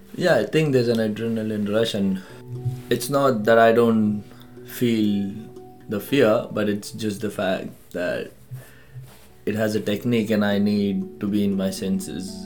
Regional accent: Mumbai, Maharashtra, India; moved away; also born or lived in New Zealand; I grew up in Mumbai

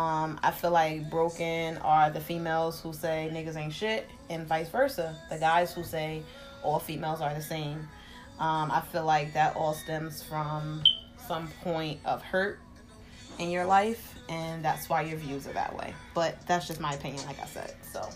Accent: Jersey City, New Jersey, United States; Sometimes it's from just growing up in Jersey City, seeing certain shit.

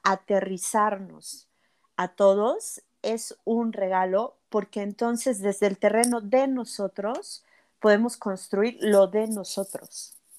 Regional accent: Mexico; Porque vivimos en México, somos mexicanos, nuestras circunstancias son de aquí

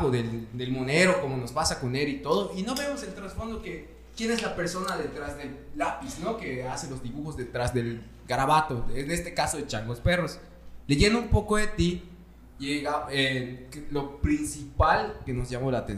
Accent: Villahermosa, Tabasco, Mexico; Eh, yo crecí en Villahermosa.

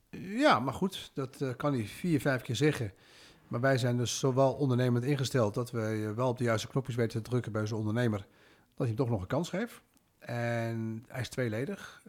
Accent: Netherlands; Ik ben geboren en getogen in Nederland

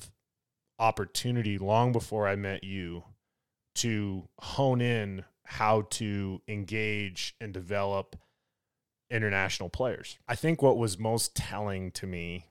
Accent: Colorado, United States; I'm a Colorado native and I'm from the United States

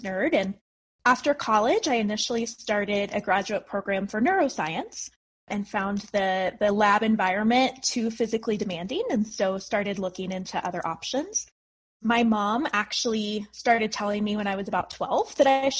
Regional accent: Fort Collins, Colorado, United States; I was born and raised in Colorado, in Fort Collins

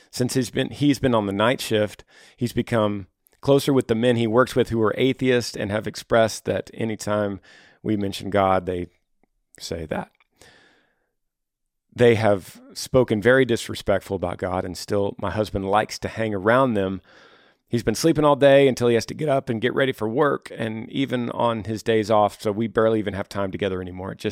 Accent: Texas, United States; now in Maryland, United States; My husband is in the military. We're currently stationed in Maryland, 24 hours from my home state of Texas.

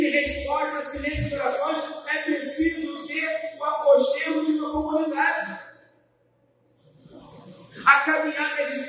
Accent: Brazil; Como bons brasileiros

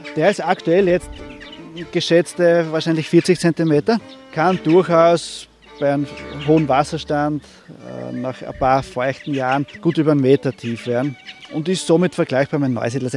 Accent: Seewinkel, Burgenland, Austria; Bei uns im Seewinkel

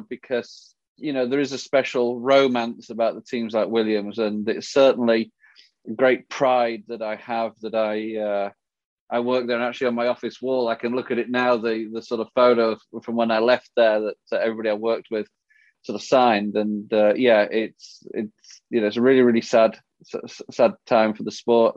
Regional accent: England, United Kingdom; when I was growing up in England

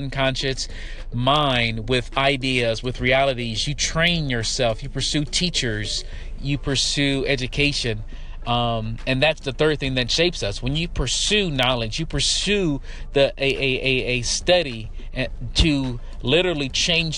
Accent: Detroit, Michigan, United States; I grew up in Detroit, in the city, in the hood, on the east side, and then on the west side

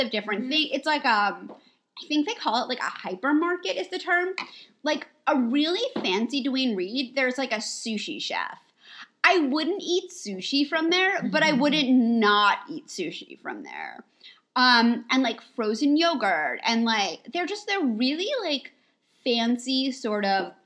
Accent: New York, United States; moved away as an adult; also born or lived in United Kingdom; now in Los Angeles, United States; we're both originally from New York

